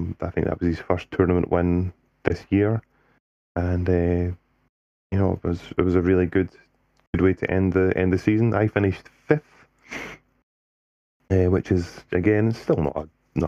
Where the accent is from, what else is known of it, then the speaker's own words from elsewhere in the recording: Scotland, United Kingdom; I stood down as the Scottish captain